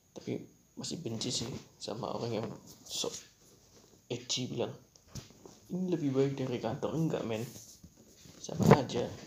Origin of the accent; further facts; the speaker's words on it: Java, Indonesia; aku orang Jawa juga